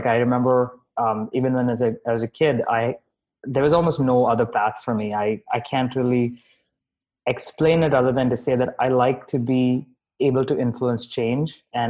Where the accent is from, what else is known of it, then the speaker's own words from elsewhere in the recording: Dubai, United Arab Emirates; also born or lived in Bahrain; now in Canada; But I also grew up in Dubai. I'm Indian by ethnicity. I was born in Bahrain, so very global heritage.